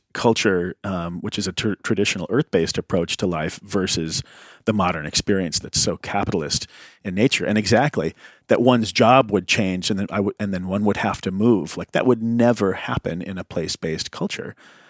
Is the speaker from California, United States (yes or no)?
no; Indiana, United States; I grew up in Indiana in the 80s, I'm a white guy.